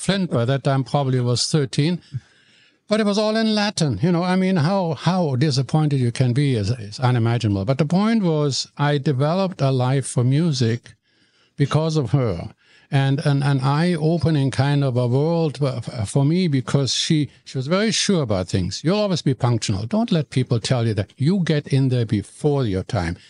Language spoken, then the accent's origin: English; Cologne, North Rhine-Westphalia, Germany; English is a second language; moved away as an adult; now in Vancouver, Canada; I'm born in Germany, in Cologne, in the city of Cologne